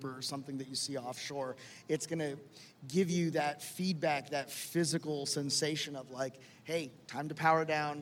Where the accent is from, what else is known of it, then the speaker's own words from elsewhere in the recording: Miami, Florida, United States; Miami, which is my hometown